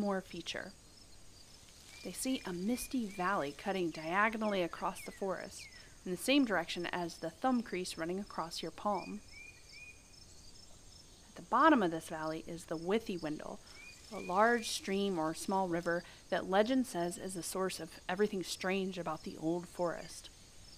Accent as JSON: {"language": "English", "region": "Ohio", "country": "United States", "said": "I'm from Ohio"}